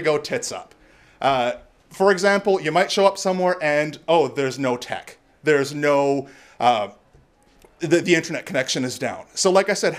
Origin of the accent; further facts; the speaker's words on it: Canada; I'm Canadian